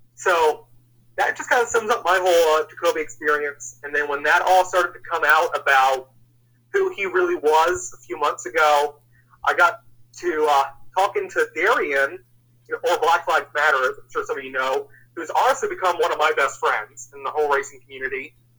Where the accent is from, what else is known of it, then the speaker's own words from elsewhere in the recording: Northern Kentucky, United States; also born or lived in Cincinnati, Ohio / Indiana; I was born in Cincinnati, Ohio, and I moved just south of there when I was about three. So I've kind of grown up in the Northern Kentucky, Indiana area since I was like five.